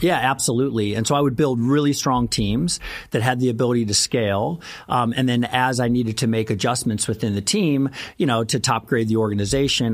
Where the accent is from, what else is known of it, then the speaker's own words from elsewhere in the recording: Missouri, United States; I grew up in Missouri.